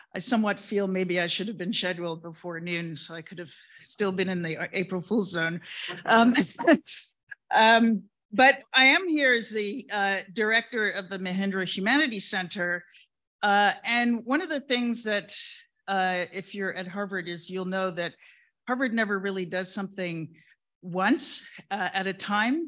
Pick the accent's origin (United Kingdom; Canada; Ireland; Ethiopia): United Kingdom; England; moved away; I was born in England and I grew up in England